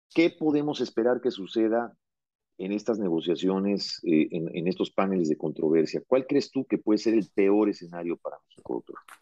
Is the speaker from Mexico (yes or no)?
yes; Mexico; moved away as an adult; also born or lived in South America; yo me fui de México en el año 95 a vivir a Sudamérica por una oferta de trabajo